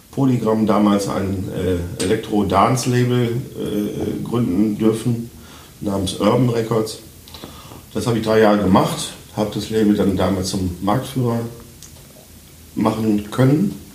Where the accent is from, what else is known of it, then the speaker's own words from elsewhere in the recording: Münster, North Rhine-Westphalia, Germany; born there; ich komme ja gebürtig aus Westfalen, Münster in Westfalen.